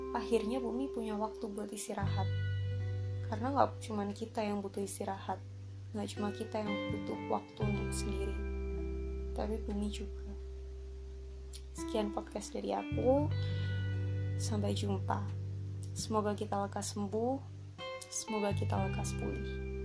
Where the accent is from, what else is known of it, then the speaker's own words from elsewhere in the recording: Surabaya, East Java, Indonesia; di kota aku, di Surabaya ini, itu cukup sulit bisa melihat bintang. Jadi waktu malam hari, waktu aku masih kecil, itu aku masih bisa lihat bintang